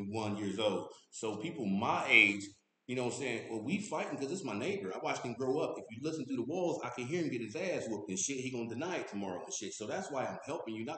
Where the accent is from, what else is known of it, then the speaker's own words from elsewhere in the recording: Columbus, Ohio, United States; born and raised Lincoln Park. I was born and raised in Lincoln Park.